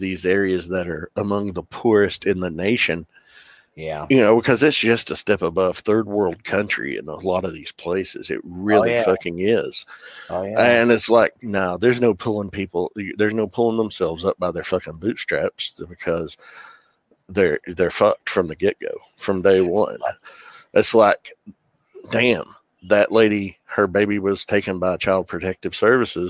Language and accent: English; southwestern Virginia, United States; you don't know this part of Virginia.